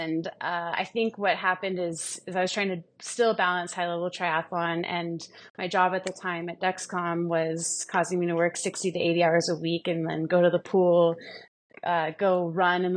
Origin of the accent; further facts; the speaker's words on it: Milwaukee, Wisconsin, United States; moved away as an adult; also born or lived in San Diego; Milwaukee, so that was my hometown, where Marquette is